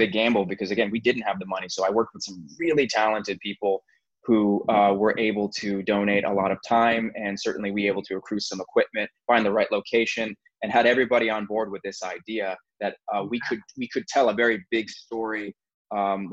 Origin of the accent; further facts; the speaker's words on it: United States; as an American